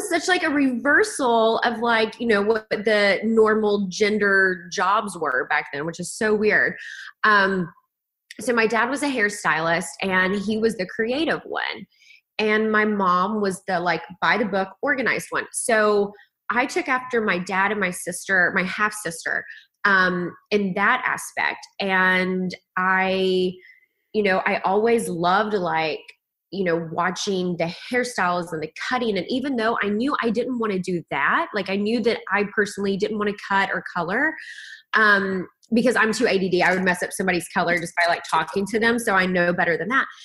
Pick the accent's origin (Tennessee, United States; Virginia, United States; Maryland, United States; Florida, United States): Tennessee, United States; Kingsport; moved away as an adult; in Kingsport, Tennessee.